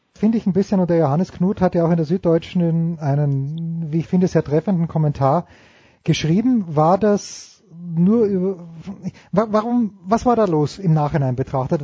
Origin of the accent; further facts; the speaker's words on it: Austria; als Österreicher